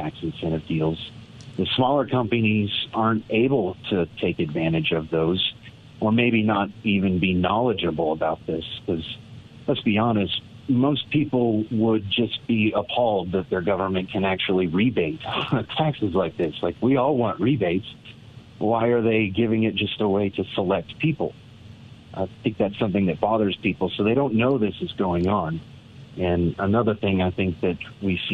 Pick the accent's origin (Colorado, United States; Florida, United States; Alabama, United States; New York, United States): Colorado, United States; Niwot; I was raised in the Niwot area